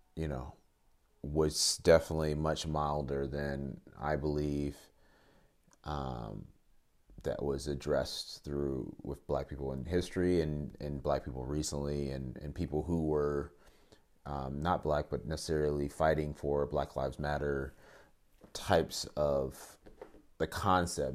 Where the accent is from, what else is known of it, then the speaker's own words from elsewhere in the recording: Northern Virginia, United States; also born or lived in Atlanta, Georgia; I was born in Atlanta, but I grew up in, from when I was twelve, eleven. When I was eleven till through twen-, about twenty, I, I lived in Virginia, Northern Virginia, right outside the D C area